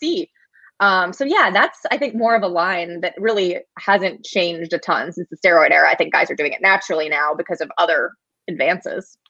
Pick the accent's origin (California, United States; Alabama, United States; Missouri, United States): Missouri, United States; St. Louis; I grew up in St. Louis, was a Cardinals fan as a kid